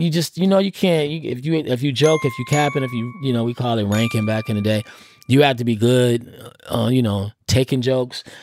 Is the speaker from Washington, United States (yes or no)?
no; Oakland, California, United States; I'm from Oakland